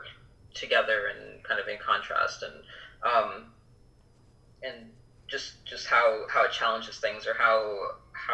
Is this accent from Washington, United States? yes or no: no; Minnesota, United States; now in United Kingdom; I grew up in Minnesota